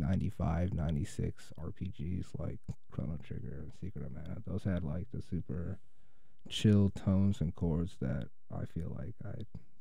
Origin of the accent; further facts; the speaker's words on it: Kenosha, Wisconsin, United States; I did grow up in Wisconsin. Yeah. I grew up in Kenosha.